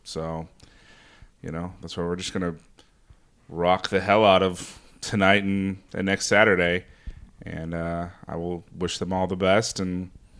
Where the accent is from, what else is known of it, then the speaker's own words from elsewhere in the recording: Houston, Texas, United States; moved away as an adult; I will be venturing back to where I grew up in Houston, Texas.